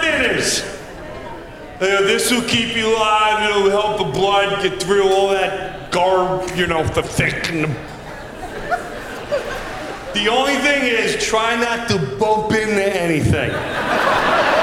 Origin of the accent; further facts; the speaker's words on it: Long Island, New York, United States; Growing up in Long Island